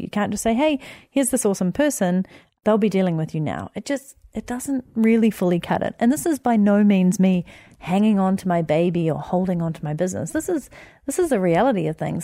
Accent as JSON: {"language": "English", "region": "Wellington", "country": "New Zealand", "tie": "born or raised there", "moved": "as an adult", "said": "my hometown of Wellington where I grew up"}